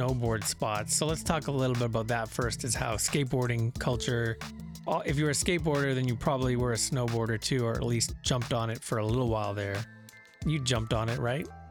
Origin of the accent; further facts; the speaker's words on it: Brandon, Manitoba, Canada; moved away